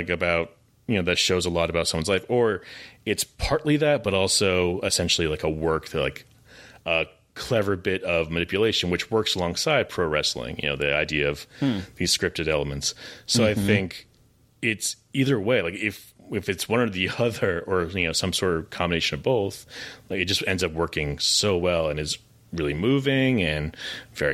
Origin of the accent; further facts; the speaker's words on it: Massachusetts, United States; I grew up in Massachusetts